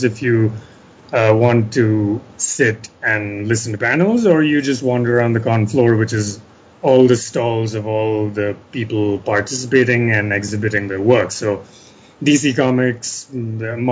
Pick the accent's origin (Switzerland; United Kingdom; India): India; I am an Indian writer